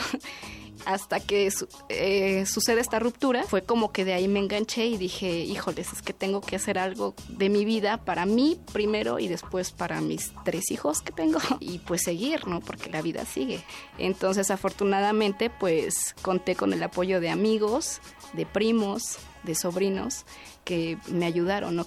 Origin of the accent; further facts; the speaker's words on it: Mexico City, Mexico; Yo soy originaria de Milpa Alta, que es uno de los pueblos